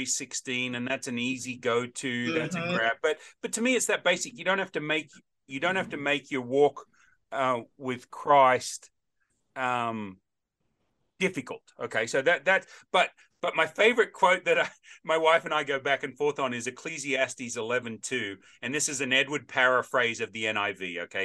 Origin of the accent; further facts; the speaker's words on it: Australia; also born or lived in Middle Tennessee; now in Nashville, United States; as an Aussie by birth, but American by choice